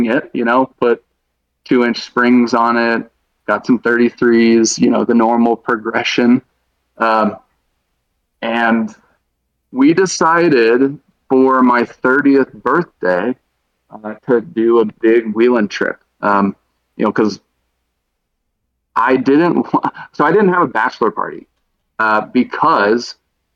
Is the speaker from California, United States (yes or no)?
no; Dallas, Texas, United States; now in Colorado, United States; I'm from Dallas